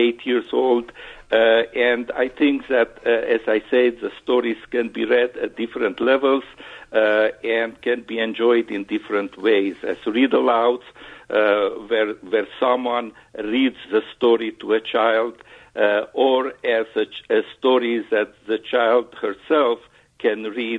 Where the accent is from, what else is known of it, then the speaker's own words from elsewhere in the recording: Transylvania, Romania; moved away; I was born in Transylvania, which is in Romania, bordering with Hungary in the Carpathian Mountains.